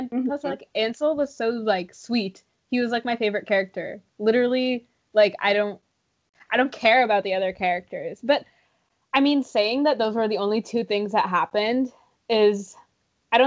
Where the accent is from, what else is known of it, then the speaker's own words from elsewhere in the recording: Canada; being Canadian